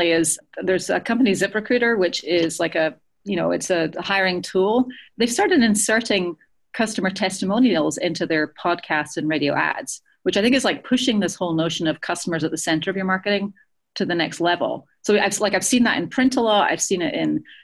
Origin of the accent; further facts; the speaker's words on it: Edinburgh, Scotland, United Kingdom; moved away; Edinburgh is my hometown